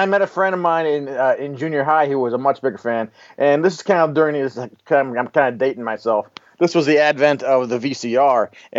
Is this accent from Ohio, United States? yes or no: no; San Francisco, California, United States; growing up in America